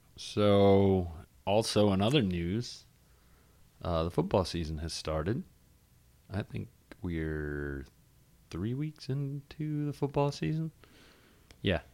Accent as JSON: {"language": "English", "town": "Charlotte", "region": "North Carolina", "country": "United States", "said": "I'm from Charlotte"}